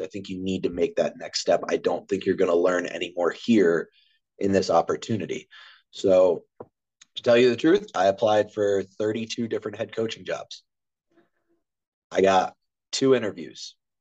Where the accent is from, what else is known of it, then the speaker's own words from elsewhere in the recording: Harford County, Maryland, United States; moved away; also born or lived in West Virginia; I'm actually from Maryland, um, Harford County, Maryland. I'm about 45 minutes east of Baltimore County